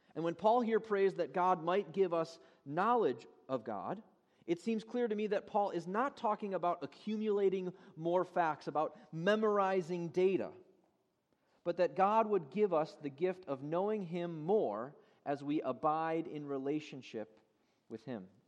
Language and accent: English; Chicago, Illinois, United States; moved away; I'm from Chicago originally. My parents still live in Chicago.